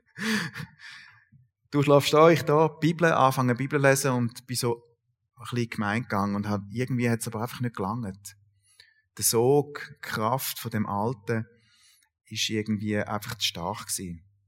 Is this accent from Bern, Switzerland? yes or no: no; Sulgen, Thurgau, Switzerland; ich bin äh, in Sulgen aufgewachsen, Kanton Thurgau